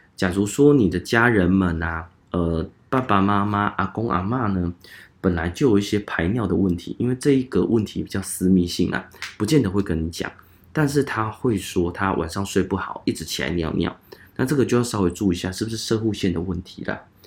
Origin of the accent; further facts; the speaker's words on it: Changhua County, Taiwan; 我是彰化人